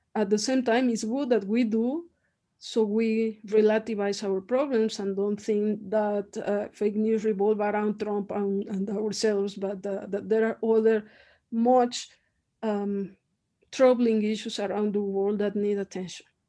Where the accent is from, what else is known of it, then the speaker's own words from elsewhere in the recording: Mexico; English is a second language; also born or lived in United Kingdom; now in Mexico City, Mexico; I am Mexican and I'm very, very proud to be to be one and I speak like I speak, and I have strong accent